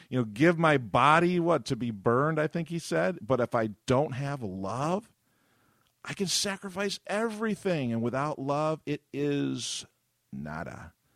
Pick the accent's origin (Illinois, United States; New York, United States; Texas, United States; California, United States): New York, United States; Avon; my hometown of Avon, New York